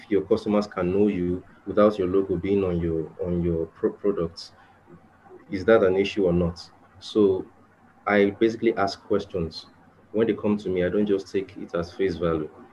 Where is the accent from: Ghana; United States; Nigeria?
Nigeria; I'm from Nigeria, Africa.